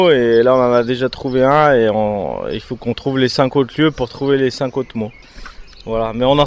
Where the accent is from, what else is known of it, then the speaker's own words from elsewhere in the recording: Grenoble, Auvergne-Rhône-Alpes, France; on est grenoblois, donc on connaît bien la ville